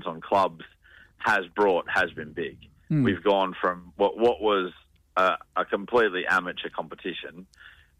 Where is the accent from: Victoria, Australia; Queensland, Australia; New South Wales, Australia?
Queensland, Australia; now in Western Australia, Australia; I'm from Queensland